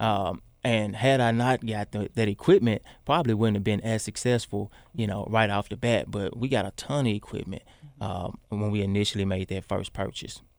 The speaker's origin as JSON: {"language": "English", "town": "Memphis", "region": "Tennessee", "country": "United States", "tie": "born or raised there", "moved": "yes", "said": "the neighborhood we grew up"}